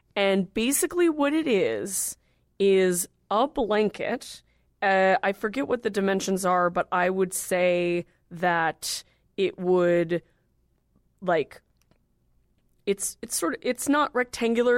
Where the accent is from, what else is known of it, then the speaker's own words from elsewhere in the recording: California, United States; I'm from California